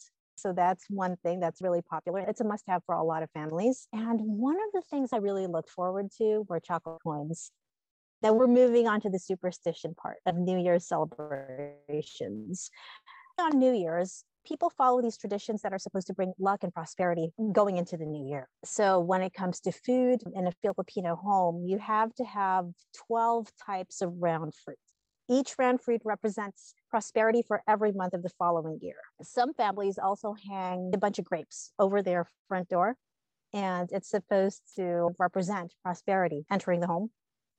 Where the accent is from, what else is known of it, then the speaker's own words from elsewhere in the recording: United Arab Emirates; I grew up in the United Arab Emirates, so it's like a mosaic of people from different cultures. So growing up there, I grew up with a lot of other kids from different nationalities, different religions.